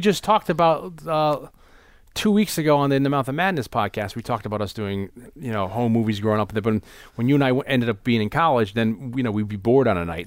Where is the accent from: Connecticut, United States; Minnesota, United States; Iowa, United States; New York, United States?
Connecticut, United States; New Haven; when I was growing up in New Haven, first grade, I was in Saint Michael's Catholic School